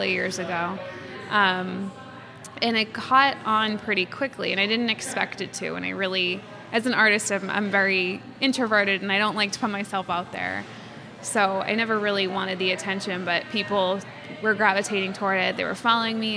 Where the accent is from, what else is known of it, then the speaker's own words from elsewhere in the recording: Quincy, Massachusetts, United States; I'm from Quincy. I'm born and raised here